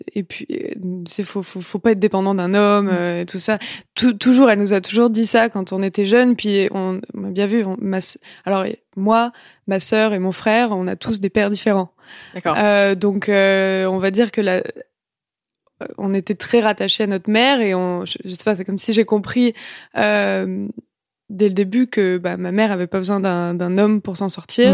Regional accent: Clermont-Ferrand, Auvergne-Rhône-Alpes, France; moved away as an adult; also born or lived in Lyon; now in Montreal, Canada; j'ai grandi en France et, et euh, j'ai grandi avec la culture française

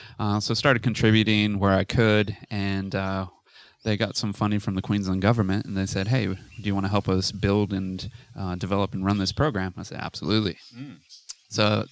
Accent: California, United States; moved away as an adult; now in Noosa, Australia; I'm Californian, born and bred. I had a very eclectic life, lived in the city, lived in the mountains, built my own house way back when

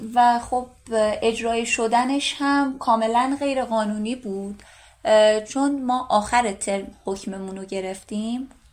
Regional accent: Gilan, Iran; من شمالی هستم گیلانی هستم

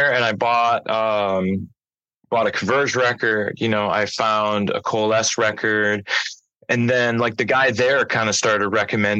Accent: Bay City, Michigan, United States; I'm born and raised in Bay City, Michigan.

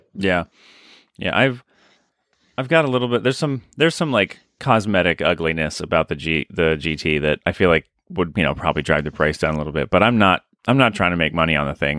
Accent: United States; as an American

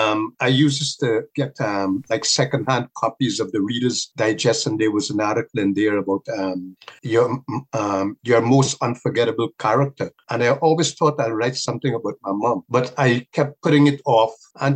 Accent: Guyana; At that time, it was rough. But generally speaking, I will say that it's made me a stronger person.

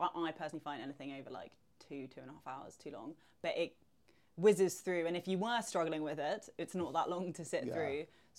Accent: London, United Kingdom; the perception of Cornwall as like a Londoner is that it's like holiday destination

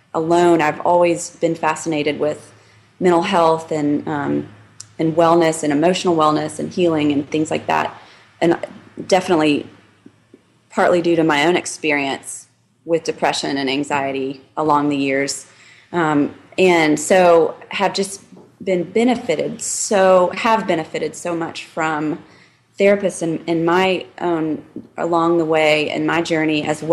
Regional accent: Mobile, Alabama, United States; now in Nashville, United States; my family, we grew up in Alabama, Mobile, Alabama

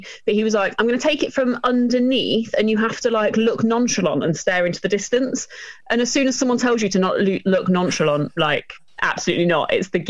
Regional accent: East Midlands, United Kingdom; also born or lived in Norfolk, United Kingdom; Well, I'm from Lincolnshire originally.

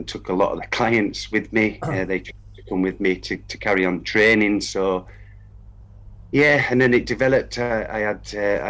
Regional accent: Kendal, North West England, United Kingdom; also born or lived in Peterborough; now in Kendal, United Kingdom; I'm from Kendal

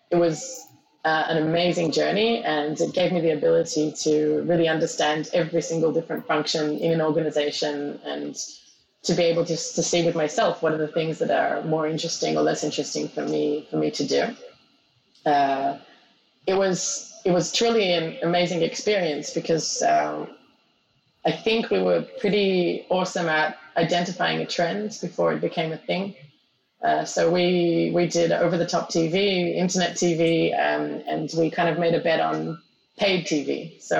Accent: Israel; also born or lived in Australia; Australia and I, I moved to Israel when I was 12. That's why I speak like this.

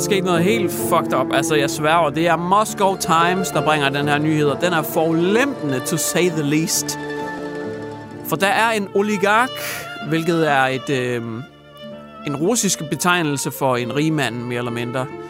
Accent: Hjørring, North Denmark Region, Denmark; jeg kommer fra Jøring, men Jøring er mere eller mindre Wuhan part 2 lige pt. Jeg bor i Jøring i Wuhan-distriktet

